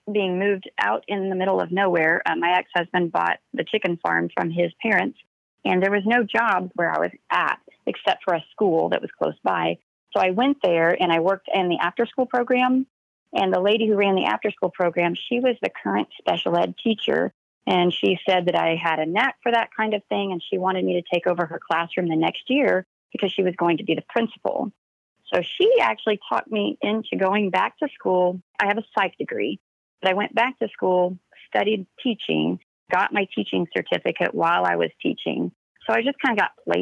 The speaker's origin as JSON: {"language": "English", "town": "Granby", "region": "Missouri", "country": "United States", "tie": "born or raised there", "said": "I was born and raised right here in Granby, Missouri."}